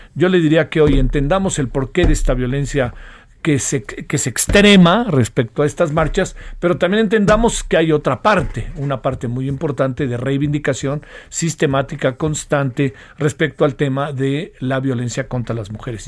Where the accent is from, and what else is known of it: Mexico